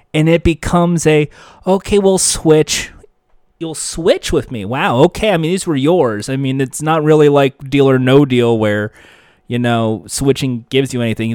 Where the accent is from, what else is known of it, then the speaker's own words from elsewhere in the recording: United States; I'm an American. Proud to be an American